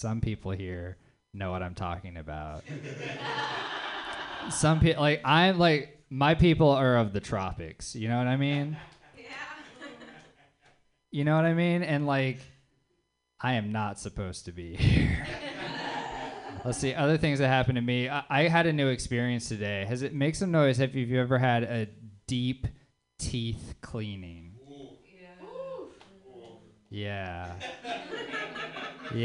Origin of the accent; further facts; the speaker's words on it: the South, United States; like what I really enjoyed about being named … and growing up in the South